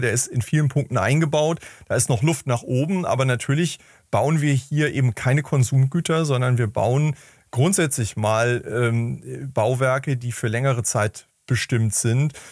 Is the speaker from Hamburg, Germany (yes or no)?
yes; Hamburg, Germany; ich komme aus Hamburg